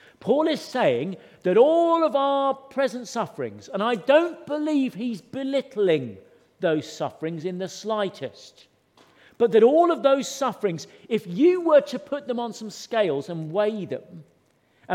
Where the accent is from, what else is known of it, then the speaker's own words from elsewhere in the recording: Suffolk, East of England, United Kingdom; when I was growing up in Suffolk